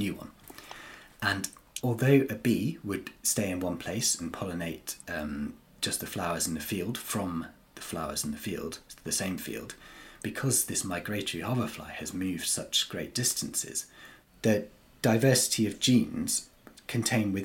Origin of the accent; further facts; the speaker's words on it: North East Wales, United Kingdom; moved away as an adult; now in Cornwall, United Kingdom; I grew up and I'm from North East Wales